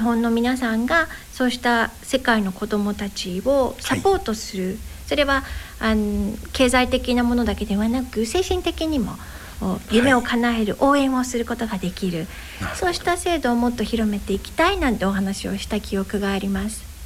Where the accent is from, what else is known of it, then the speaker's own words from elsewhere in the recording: Yokosuka, Kanagawa, Japan; also born or lived in Yokohama / Odawara; 私生まれは神奈川県横須賀市です。